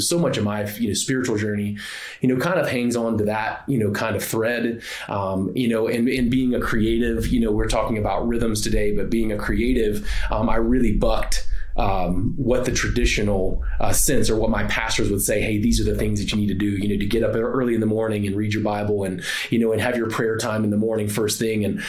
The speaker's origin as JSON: {"language": "English", "region": "the South", "country": "United States", "tie": "born or raised there", "said": "I grew up in the South."}